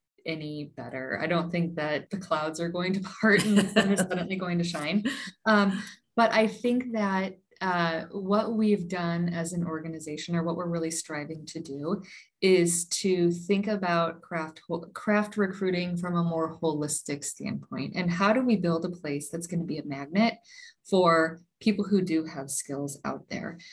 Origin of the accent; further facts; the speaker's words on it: St. Louis, Missouri, United States; moved away; I'm originally from the St. Louis area.